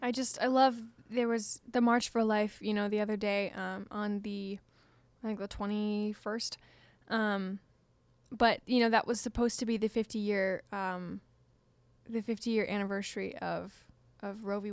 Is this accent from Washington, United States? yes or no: yes; Washington, United States; moved away; my home state of Washington